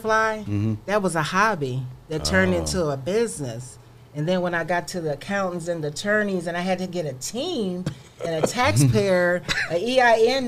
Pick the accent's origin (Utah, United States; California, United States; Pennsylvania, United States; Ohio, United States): Ohio, United States; Toledo; also born or lived in Maumee, Ohio; I'm from Toledo, Ohio.